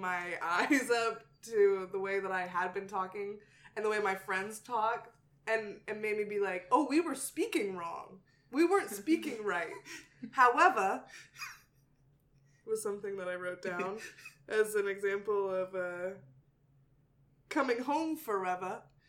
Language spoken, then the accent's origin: English; Texas, United States; moved away; also born or lived in Mississippi; I do have a tie to the South. I grew up in Texas. I went to school in Mississippi.